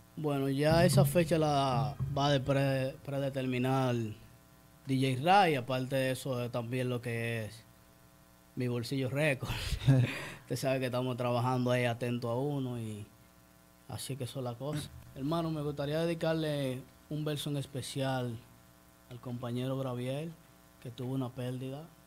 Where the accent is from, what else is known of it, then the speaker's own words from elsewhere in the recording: San Pedro de Macorís, Dominican Republic; moved away as an adult; now in Higüey, Dominican Republic; yo soy de San Pedro de Macorís, estamos aquí por estos lados